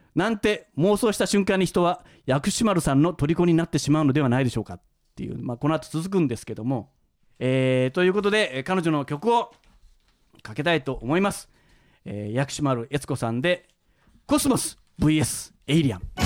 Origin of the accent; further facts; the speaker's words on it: Kansai, Japan; moved away as an adult; now in Tokyo, Japan; 関西に住んでた